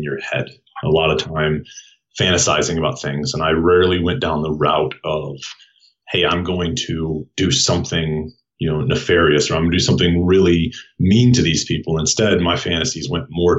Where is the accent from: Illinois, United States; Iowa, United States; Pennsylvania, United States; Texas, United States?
Iowa, United States; Waterloo; moved away as an adult; now in Colorado Springs, United States; I'm from Iowa